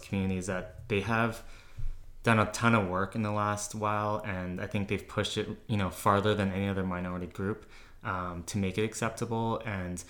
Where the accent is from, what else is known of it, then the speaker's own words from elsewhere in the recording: Calgary, Alberta, Canada; born and raised in Calgary.